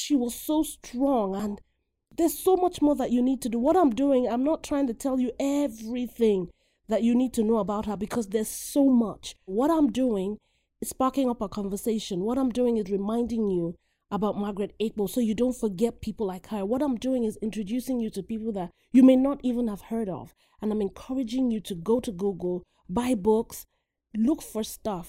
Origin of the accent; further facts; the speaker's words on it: Nigeria; moved away; Growing up in Nigeria, Africa, um, as a little girl going to school